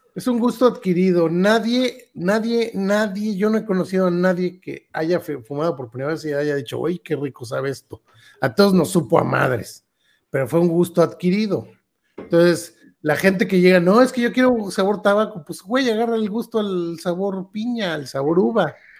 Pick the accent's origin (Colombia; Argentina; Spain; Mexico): Mexico; Nosotros que crecimos aquí con la tortilla de maíz